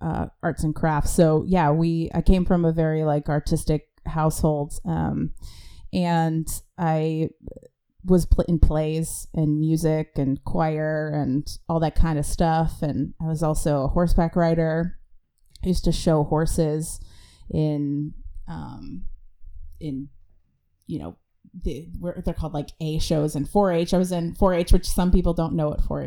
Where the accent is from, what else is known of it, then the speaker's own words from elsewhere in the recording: Middleton, Wisconsin, United States; accent: Midwestern; also born or lived in Chicago, Illinois; now in California, United States; I was born in Chicago, but then I grew up in Middleton and lived there my whole life in the good old Midwest, the land of cheese